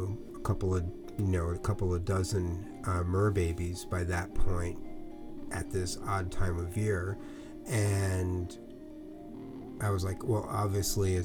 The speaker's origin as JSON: {"language": "English", "region": "New Jersey", "country": "United States", "tie": "born or raised there", "moved": "yes", "lives_now": "California, United States", "said": "I grew up in New Jersey"}